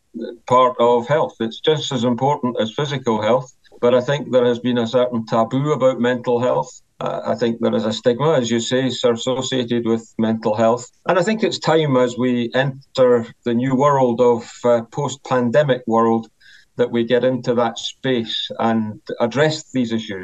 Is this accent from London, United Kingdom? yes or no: no; Scotland, United Kingdom; I'm joining you today from my home in Scotland, which is just south of Edinburgh, our capital city.